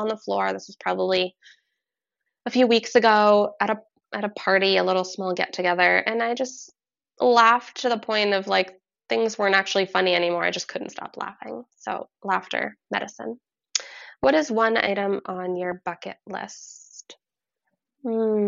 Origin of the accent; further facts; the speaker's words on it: Vermont, United States; I'm from Vermont. We actually grew up in really similar locations in Vermont, born in the same hospital, same area.